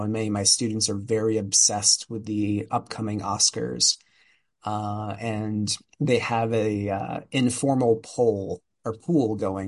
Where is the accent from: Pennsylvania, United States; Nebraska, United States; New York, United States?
Pennsylvania, United States; outside Philadelphia; I grew up in outside Philadelphia